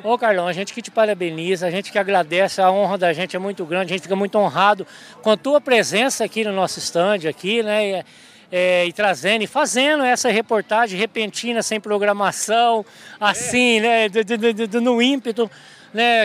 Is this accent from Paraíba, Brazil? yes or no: no; Ouroeste, São Paulo, Brazil; also born or lived in Formosa, Goiás; now in Luís Eduardo Magalhães, Brazil; Eu sou paulista, eu sou da região noroeste paulista, eu sou de uma cidadezinha chamada Oroeste